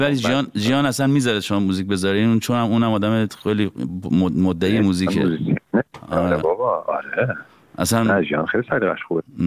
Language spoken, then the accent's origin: Persian; Iran; moved away as an adult; now in Los Angeles, United States; از وقتی هم از ایران اومدیم بیرون